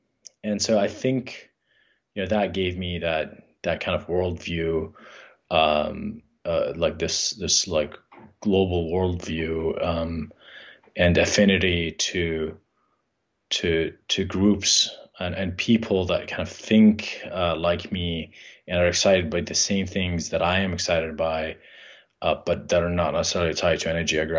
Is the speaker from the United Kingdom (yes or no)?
no; Jordan; I think not only because we grew up in Jordan, but I think, so my father's family is from Palestine, and they fled the 1967 war with Israel, or maybe it was the 48.